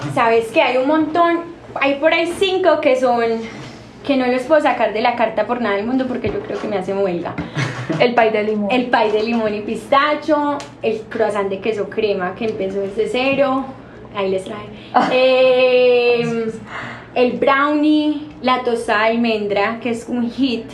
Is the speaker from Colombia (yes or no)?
yes; Medellín, Antioquia, Colombia; also born or lived in New York, United States; amo Colombia, amo Medellín, soy más paisa que la arepa